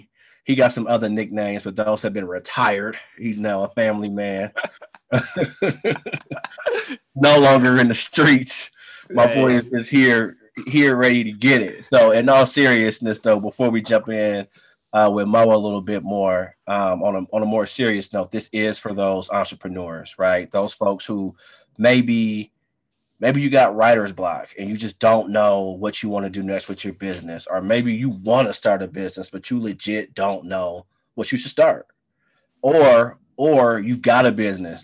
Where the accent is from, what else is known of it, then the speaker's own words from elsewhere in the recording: Oakland, California, United States; now in Chicago, United States; I'm from Oakland